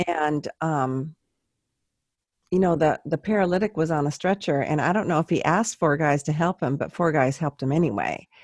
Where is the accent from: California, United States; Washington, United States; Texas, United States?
California, United States; San Luis Obispo; I'm from San Luis Obispo and no one can pronounce